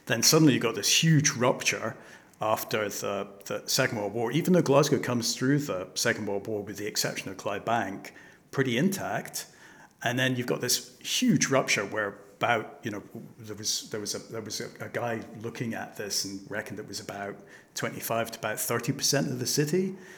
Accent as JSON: {"language": "English", "country": "Hong Kong", "tie": "born or raised there", "said": "I was brought up in Hong Kong"}